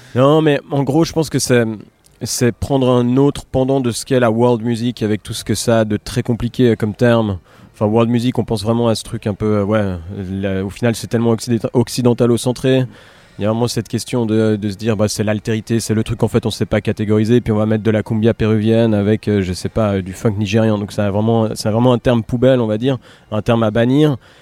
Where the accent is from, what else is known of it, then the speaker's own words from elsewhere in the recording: Geneva, Switzerland; chez nous, à Genève, ou dans la, en Suisse romande